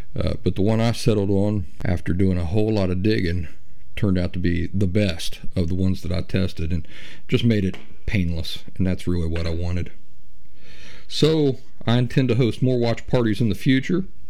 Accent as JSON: {"language": "English", "region": "Appalachia", "country": "United States", "said": "I'm Appalachian myself"}